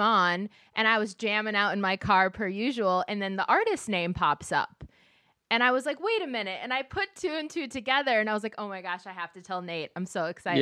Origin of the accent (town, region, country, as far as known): Minneapolis, Minnesota, United States